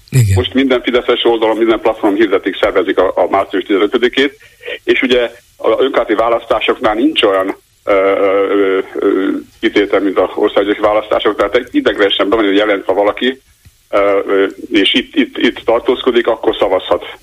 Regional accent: Budapest, Hungary; Hihetetlen egyébként, de Budapesten nem hihetetlen, mert ismerjük a budapestieket. Én is budapesti vagyok.

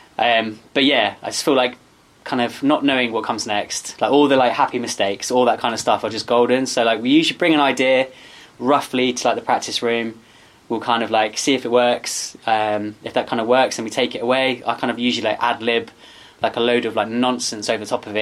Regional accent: Bristol, South West England, United Kingdom; moved away as an adult; now in Rochford, United Kingdom; I come from Bristol

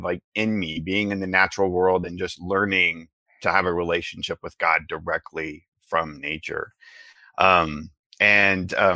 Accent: the Ozarks, United States; I was raised in the Ozarks. I was raised with kind of your traditional Midwestern Christian upbringing

